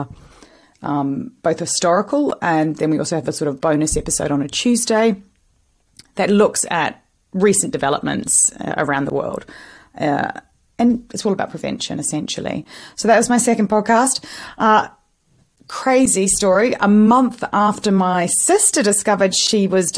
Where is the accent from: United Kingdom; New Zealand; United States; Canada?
New Zealand; I'm Kiwi